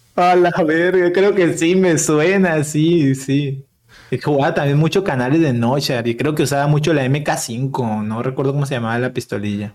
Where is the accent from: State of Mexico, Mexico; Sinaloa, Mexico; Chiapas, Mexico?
Sinaloa, Mexico; Mazatlán; yo soy de Mazatlán, de Mazatlán, Sinaloa